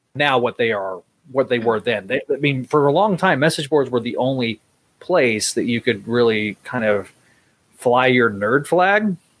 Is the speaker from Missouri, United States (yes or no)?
no; Northwest Texas, United States; Being you know from West Texas, I Northwest Texas.